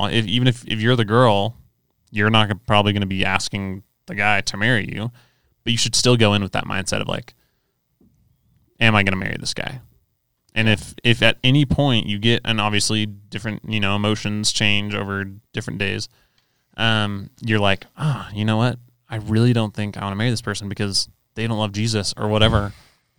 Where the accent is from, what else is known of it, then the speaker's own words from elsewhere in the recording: Southern California, United States; where I grew up in Southern California